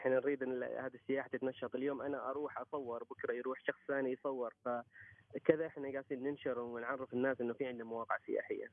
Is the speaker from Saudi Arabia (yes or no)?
no; Oman; عندنا في عمان